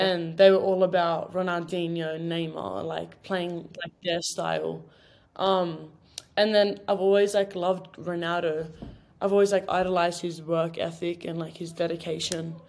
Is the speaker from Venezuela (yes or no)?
no; Sydney, New South Wales, Australia; moved away as an adult; now in United States